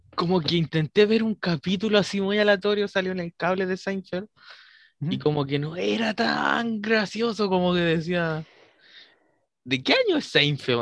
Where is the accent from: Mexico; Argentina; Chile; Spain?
Chile; nuestra idiosincrasia como chilenos tiene un humor